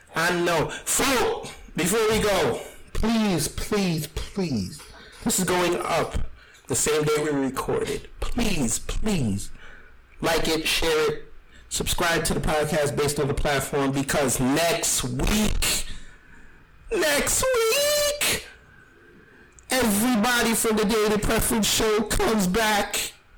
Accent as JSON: {"language": "English", "region": "New York", "country": "United States", "said": "I'm from New York"}